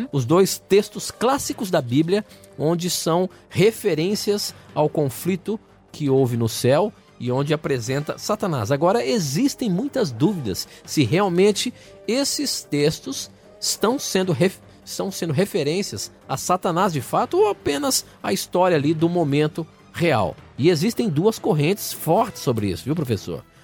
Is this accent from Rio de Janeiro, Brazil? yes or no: no; Natal, Rio Grande do Norte, Brazil; sou de Natal, Rio Grande do Norte